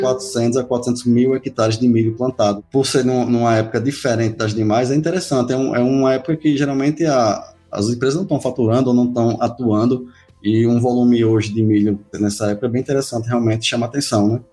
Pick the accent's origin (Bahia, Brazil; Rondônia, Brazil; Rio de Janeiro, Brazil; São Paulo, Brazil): Bahia, Brazil; Paripiranga; Sou de Paripiranga, cidade aqui do interior da Bahia